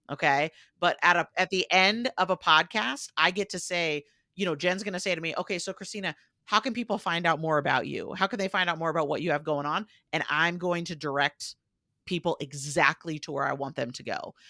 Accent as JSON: {"language": "English", "country": "United States", "accent": "American", "said": "you'll probably tell from my accent where I said, \"I'm American,\""}